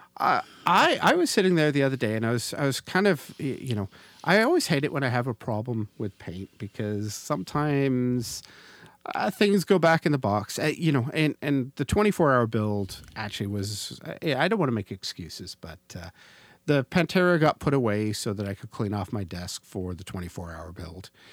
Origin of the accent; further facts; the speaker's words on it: Canada; we're Canadians. And as a Canadian